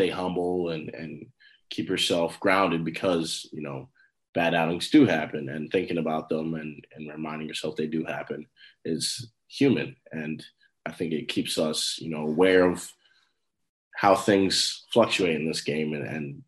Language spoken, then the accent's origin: English; New Rochelle, New York, United States; growing up in New Rochelle, all I knew was baseball